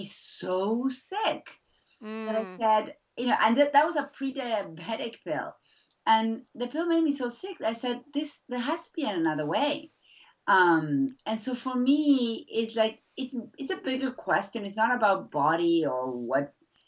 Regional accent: Buenos Aires, Argentina; now in Massachusetts, United States; I was born and raised in Argentina

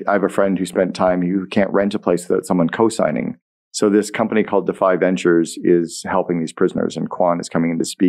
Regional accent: Sudbury, Ontario, Canada; moved away as an adult; also born or lived in United States; I'm a kid from Sudbury.

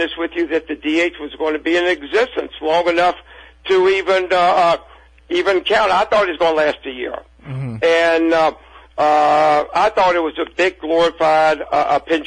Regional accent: the South, United States; I'm a Jew from the South

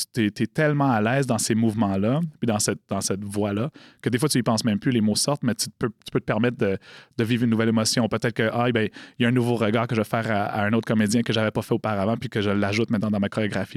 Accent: Montreal, Quebec, Canada; j'ai grandi loin de la communauté euh, d'Odanak, j'ai grandi à Montréal

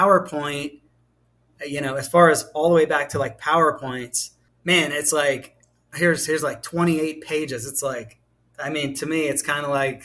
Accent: Pittsburgh, Pennsylvania, United States; moved away; also born or lived in Southeast United States; I'm from Pittsburgh, Pennsylvania

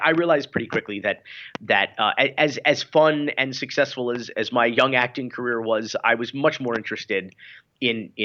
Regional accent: Miami, Florida, United States; growing up in Florida

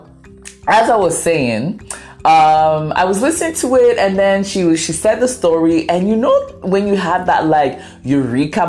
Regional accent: Ghana; first language Twi; English is a second language; I'm Ghanaian

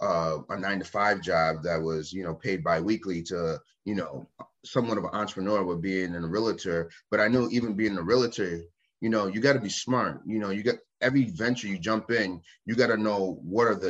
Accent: Waterbury, Connecticut, United States; now in Maine, United States; I'm from Connecticut, a city, Waterbury, Connecticut, where we are loud

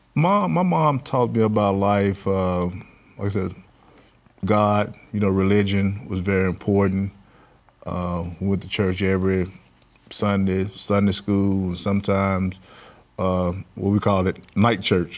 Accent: Clarksdale, Mississippi, United States; now in Baton Rouge, United States; I grew up in Clarksdale, Mississippi, um, part of the Mississippi Delta area of, uh, Mississippi.

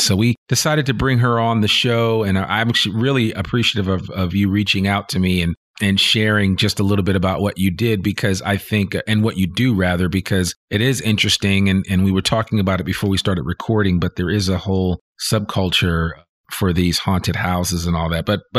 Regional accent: New Jersey, United States; Whereas where I grew up in the New Jersey area and being in New England and experiencing fall, it's a little different

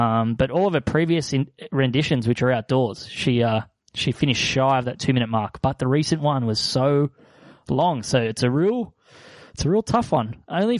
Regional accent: Sydney, New South Wales, Australia; I'm a boy from Southwest Sydney.

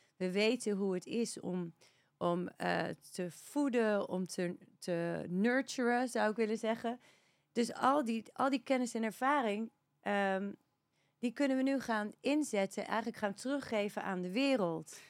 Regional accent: Netherlands; moved away as an adult; also born or lived in Australia; now in Spain; Maar op mijn zesde inderdaad naar Nederland gegaan

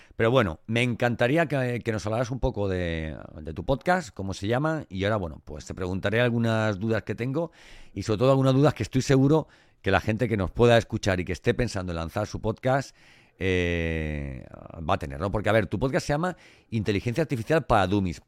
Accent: Elche, Valencian Community, Spain; yo soy de Elche del Cante. Y, los valencianos tenemos eso en la voz.

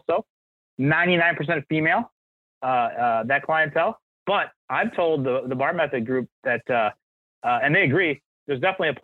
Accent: Edina, Minnesota, United States; I grew up in Edina

